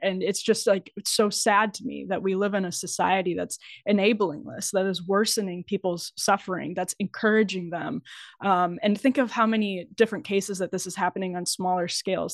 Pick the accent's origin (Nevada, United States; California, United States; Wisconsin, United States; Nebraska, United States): Wisconsin, United States; I'm from Wisconsin